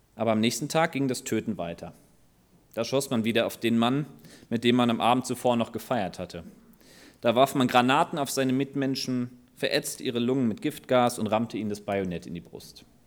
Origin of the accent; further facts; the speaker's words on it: Germany; unser Wohlstand als Deutsche